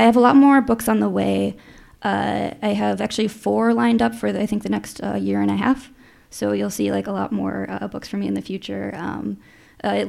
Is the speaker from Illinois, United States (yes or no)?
yes; Chicago, Illinois, United States; moved away as an adult; now in Minneapolis, United States; I grew up in Chicago, and I've lived in Minnesota since 2008